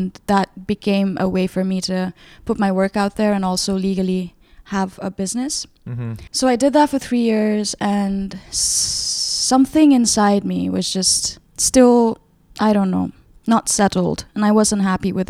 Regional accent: Kathmandu, Bagmati, Nepal; moved away as an adult; now in New York, United States; I was born and raised in Nepal. I lived in Kathmandu all my life up until I was 24. Then I started living in New York full time.

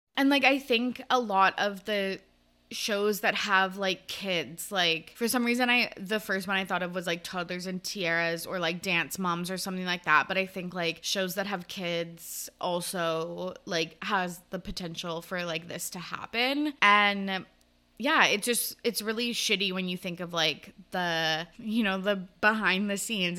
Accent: Canada; I'm from Canada

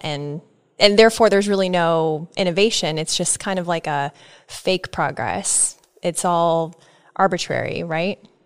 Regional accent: Nebraska, United States; I'm from Nebraska

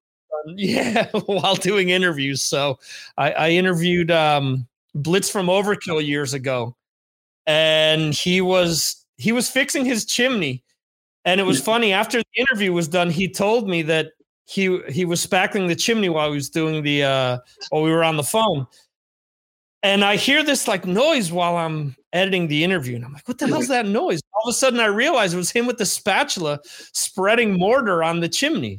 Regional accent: New Jersey, United States; now in Spain; I'm actually overseas in Spain. I'm originally from New Jersey

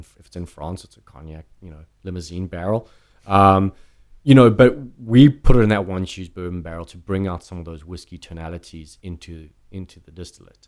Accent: South Africa; moved away as an adult; now in United States; growing up in South Africa

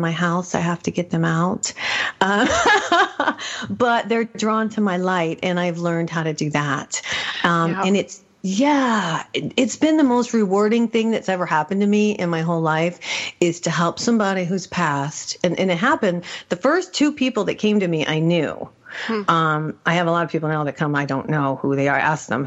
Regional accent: New Mexico, United States; I'm from New Mexico

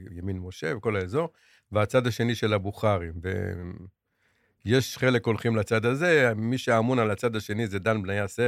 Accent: Jerusalem, Jerusalem District, Israel; born there; אני נולדתי בערך 25 מטרים מבית הכנסת אדס.

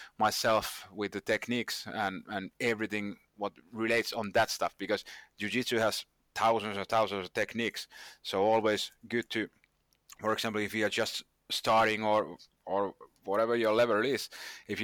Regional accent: Finland; I'm from Finland, and in Finland we obey the rules

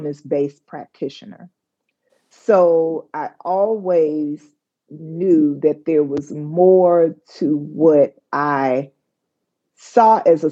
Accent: Memphis, Tennessee, United States; I grew up in Memphis, Tennessee, what would be kind of considered an average neighborhood in South Memphis

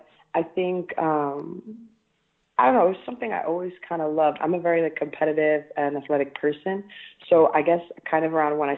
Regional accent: New York City, New York, United States; I grew up in Staten Island, New York

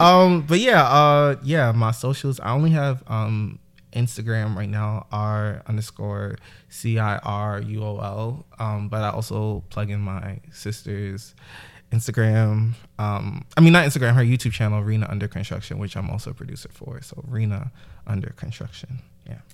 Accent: New York City, New York, United States; I'm from Brooklyn, New York, uh, specifically East New York.

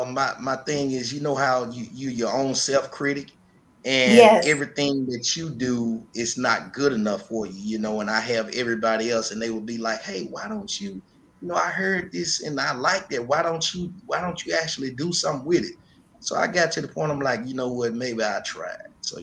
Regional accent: Memphis, Tennessee, United States; Yes, I was. Been here all my life.

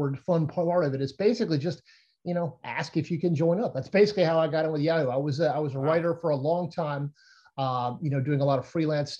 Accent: the South, United States; I'm from the South. I was raised around NASCAR.

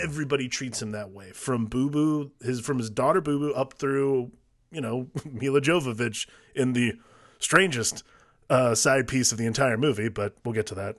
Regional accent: Cleveland, Ohio, United States; I grew up in Cleveland when LeBron was coming up

